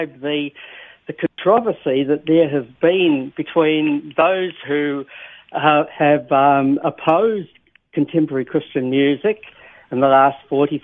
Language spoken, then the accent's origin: English; New Zealand; being a New Zealander myself